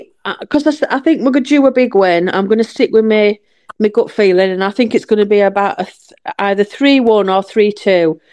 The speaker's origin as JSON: {"language": "English", "region": "Yorkshire and the Humber", "country": "United Kingdom", "accent": "Yorkshire", "moved": "yes", "lives_now": "Hucknall, United Kingdom", "said": "But then my Yorkshire accent will come"}